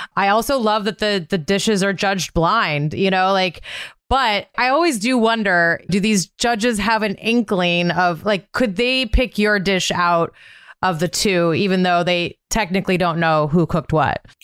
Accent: Montana, United States; I grew up in Montana, so there was a lot of rodeos in my my childhood

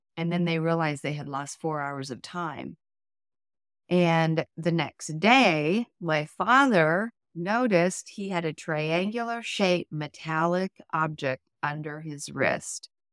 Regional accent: Dayton, Ohio, United States; also born or lived in Mount Shasta, California; my father was transferred to Dayton, Ohio

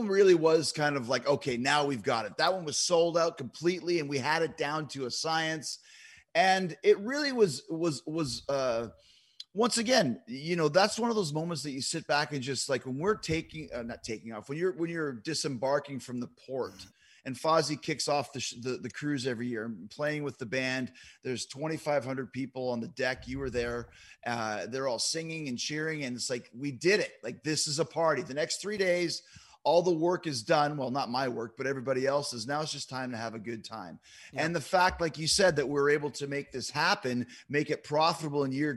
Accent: Winnipeg, Manitoba, Canada; And Kenny and I obviously were both from Winnipeg

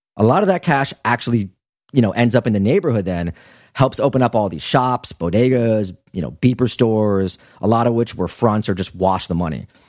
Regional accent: United States; I'm American

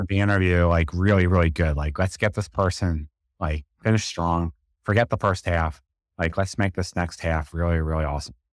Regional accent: New York, United States; it's just how I talk, I'm from New York

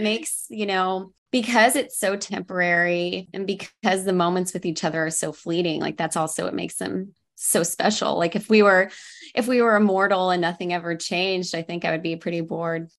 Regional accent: Oklahoma, United States; moved away; also born or lived in Los Angeles; I grew up in Oklahoma

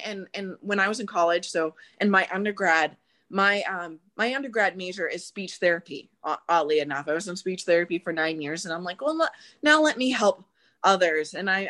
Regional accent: Phoenix, Arizona, United States; And I grew up in South Phoenix and a bit of the, as some people would say, the ghetto initially, then I moved away from that.

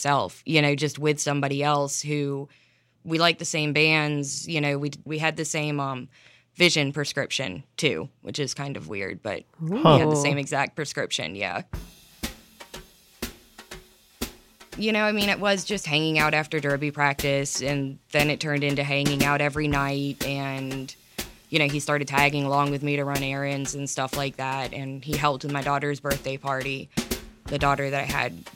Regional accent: Ellijay, Georgia, United States; I'm from Ellijay, Georgia, so I live in the mountains

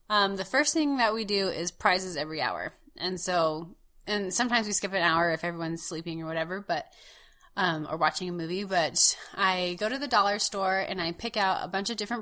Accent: West Coast, United States; also born or lived in Utah; now in Wisconsin, United States; growing up on the West Coast, we never went to the East Coast

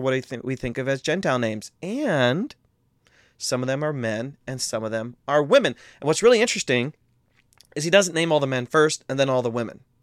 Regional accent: Midwest, United States; we're both from the Midwest

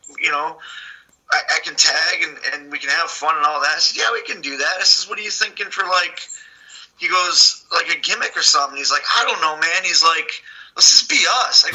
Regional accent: Milwaukee, Wisconsin, United States; now in Charlotte, United States; we're from Milwaukee, which is the Brew City.

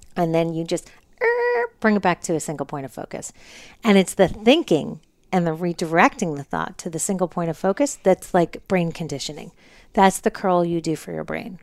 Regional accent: New Jersey, United States; moved away as an adult; also born or lived in Manhattan, New York; now in Los Angeles, United States; I was born in Manhattan, grew up in New Jersey

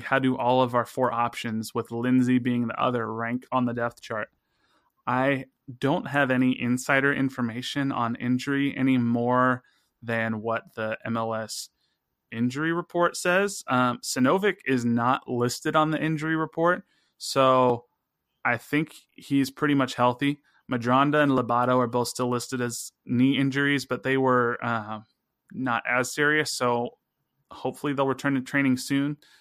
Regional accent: Missouri, United States; accent: Missouri; my Missouri accent

